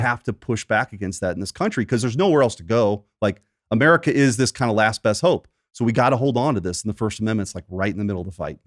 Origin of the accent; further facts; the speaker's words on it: Bridgeton, Missouri, United States; I grew up in Bridgeton, not too far from here